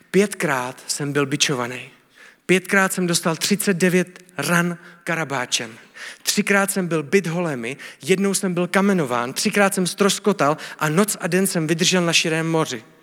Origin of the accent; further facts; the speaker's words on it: Czechia; A jsem Čech, ale jsem následovník Ježíše Krista.